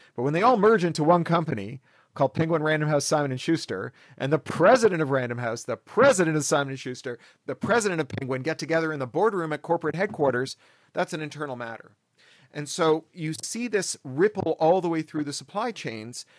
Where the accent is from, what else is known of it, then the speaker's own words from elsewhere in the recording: Canada; My grandfather was, or my father was born in the Soviet Union, but I was born in Canada.